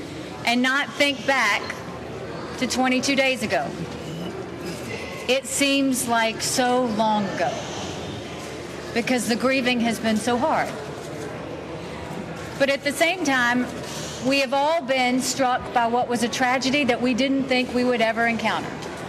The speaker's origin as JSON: {"language": "English", "region": "South Carolina", "country": "United States", "said": "I came from South Carolina to Georgia to tell you is South Carolina went through a terrible tragedy last year. And the KKK came to South Carolina from out of state to protest on our state house grounds."}